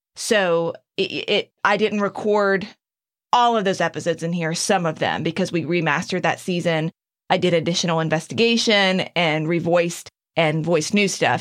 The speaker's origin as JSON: {"language": "English", "town": "Kill Devil Hills", "region": "North Carolina", "country": "United States", "tie": "born or raised there", "moved": "yes", "said": "in my hometown, in my area"}